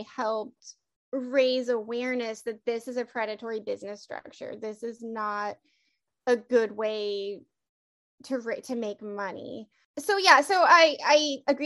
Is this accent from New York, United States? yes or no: no; Seattle, Washington, United States; I don't actually live in Seattle, but I mean, I am from Seattle